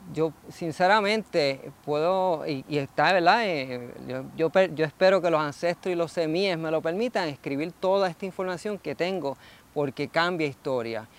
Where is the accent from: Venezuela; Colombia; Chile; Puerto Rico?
Puerto Rico; quienes somos como puertorriqueños